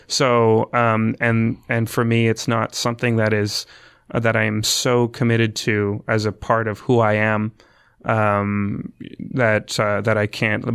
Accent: Emeryville, Ontario, Canada; I'm from Essex County. I live, grew up in a small town called Emeryville

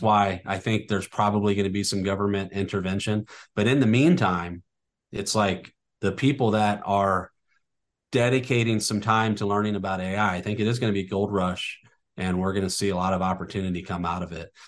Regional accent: North County, Missouri, United States; I, I, I grew up in North County

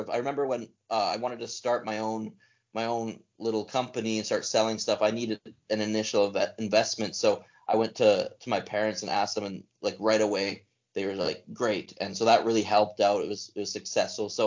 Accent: Alberta, Canada; You know, so I was yeah, growing up in Alberta. Alberta's the, the wild west of Canada.

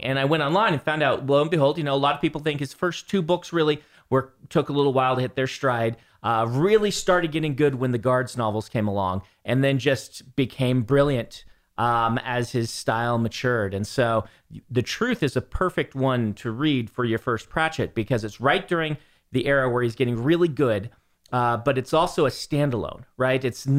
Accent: Lincoln, Nebraska, United States; When I grew up in Lincoln, Nebraska, which is very humid in the summers

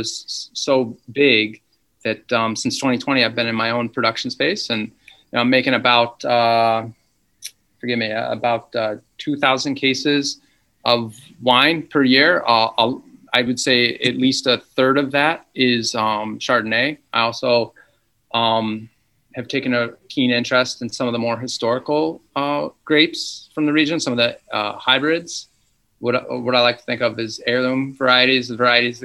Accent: Ithaca, Finger Lakes, New York, United States; I'm from the Finger Lakes. I grew up outside of Ithaca

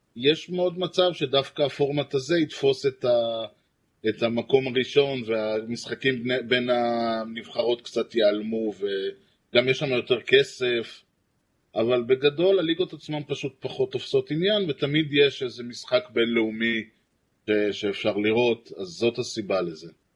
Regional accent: Rehovot, Central District, Israel; אני גדלתי ברחובות

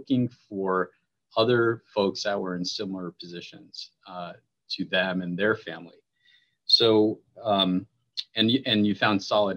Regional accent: Parsippany, New Jersey, United States; also born or lived in Evanston, Illinois; I grew up in New Jersey, about 25 miles outside of Manhattan in a suburb called Parsippany

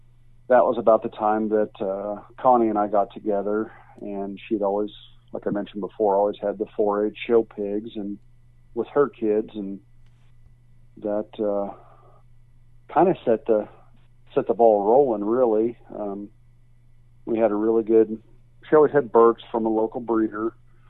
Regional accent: Kansas City, Missouri, United States; moved away as an adult; I was raised in Kansas City, Missouri

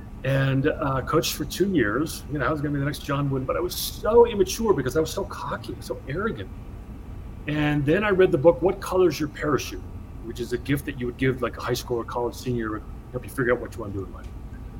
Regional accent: Northeast New Jersey, United States; also born or lived in Idaho / Montana; now in Bozeman, United States; born and raised in Northeast New Jersey, just outside of New York City, youngest of 5 boys

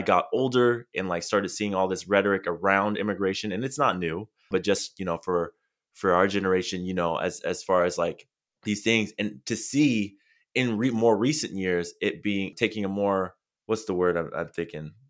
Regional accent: San Diego, California, United States; I'm, I'm originally from San Diego. I live in Southern California, and I grew up just a few minutes from the border

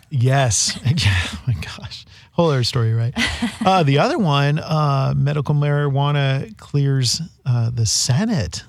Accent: California, United States; I'm a Westerner. I guess I'm a referee in this game because I'm from California

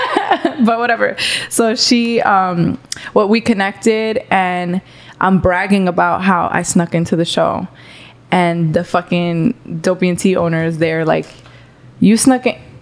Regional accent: Pembroke Pines, Florida, United States; also born or lived in New York / New Jersey; I went to West Broward, Everglades and West Broward. So I'm a 954

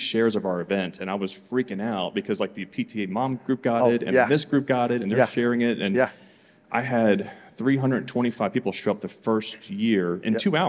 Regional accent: Mount Airy, Maryland, United States; I'm from Mount Airy, Maryland.

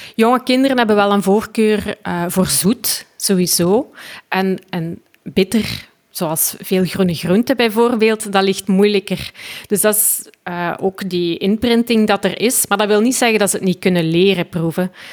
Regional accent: Belgium; ik kom dus uit België

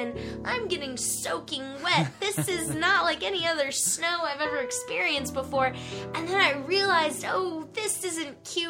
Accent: Atlanta, Georgia, United States; moved away; also born or lived in New York City; I'm from Atlanta

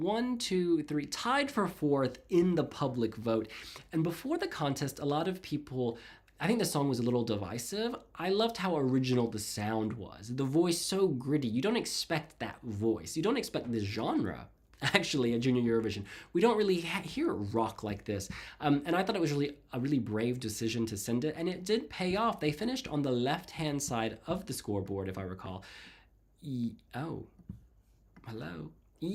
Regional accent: Georgia, United States; that show is filmed in the town where I grew up in Georgia

